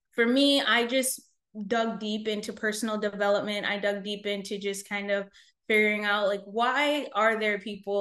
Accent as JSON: {"language": "English", "country": "United States", "tie": "born or raised there", "said": "My mom was 7.5 months pregnant with me when she came to the States. And then I was born here"}